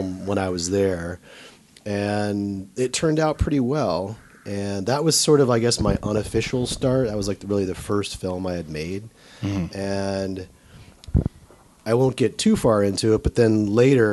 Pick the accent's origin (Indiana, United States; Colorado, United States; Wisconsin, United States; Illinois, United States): Indiana, United States; moved away as an adult; also born or lived in Ann Arbor, Michigan; now in New York, United States; I grew up in Indiana